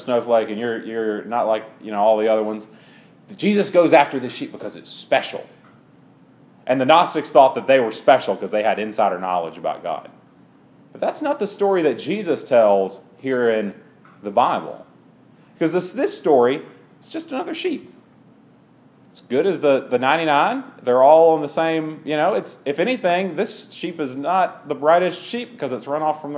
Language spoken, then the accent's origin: English; Clinton, Mississippi, United States; I grew up in Clinton, around Jackson, and Clinton has a rivalry with Madison. And Madison is per capita the richest town in Mississippi.